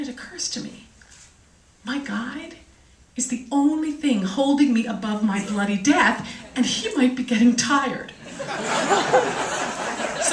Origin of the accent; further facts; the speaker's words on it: Washington, District of Columbia, United States; I'm from Washington, D.C.